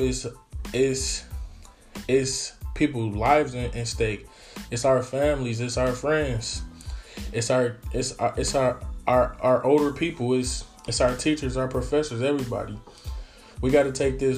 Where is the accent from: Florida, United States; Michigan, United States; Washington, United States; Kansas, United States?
Michigan, United States; Detroit; I'm in Detroit. I'm from Detroit